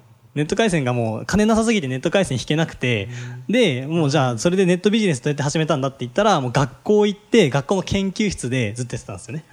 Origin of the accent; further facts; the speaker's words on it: Gunma, Japan; 群馬出身なんですよで前橋工科大学出身です